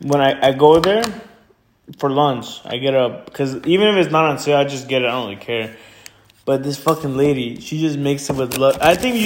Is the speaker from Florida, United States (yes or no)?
yes; Stuart, Florida, United States; also born or lived in Santa Ana, California; my family and I moved from California when I was little. We moved to Florida. We went to Stewart, you know, the ghetto